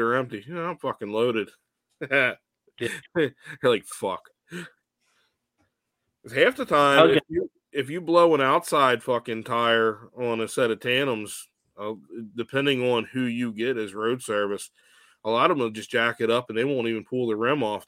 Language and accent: English; Clayton, Delaware, United States; where I grew up in Clayton, Smyrna, Delaware, basically the same fucking town